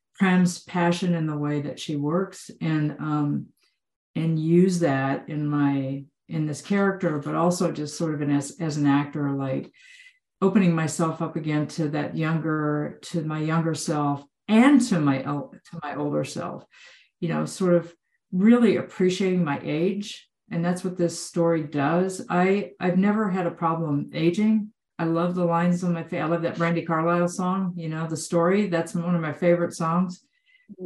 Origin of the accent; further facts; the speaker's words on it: Texas, United States; I grew up in Texas.